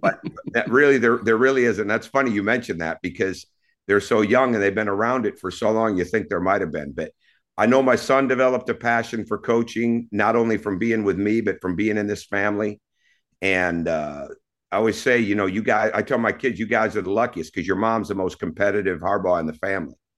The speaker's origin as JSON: {"language": "English", "town": "Mount Pleasant", "region": "Michigan", "country": "United States", "tie": "born or raised there", "also_born_or_lived": "Mequon, Wisconsin", "moved": "yes", "said": "growing up in Mount Pleasant, you know, we lived, uh, I didn't see it as the country, but when I look back at it, it was the country"}